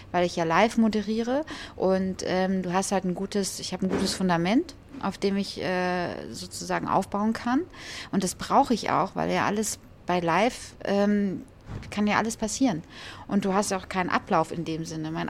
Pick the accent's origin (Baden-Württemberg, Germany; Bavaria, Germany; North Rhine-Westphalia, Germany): North Rhine-Westphalia, Germany; Düsseldorf; also born or lived in Hesse; ich bin in Düsseldorf groß geworden bin aber eigentlich gebürtige Hessin. Ja? was man jetzt gar nicht mehr hört. Aber ähm, ich bin in Hessen geboren, bin aber dann relativ schnell mit meiner Mutter nach Düsseldorf gezogen.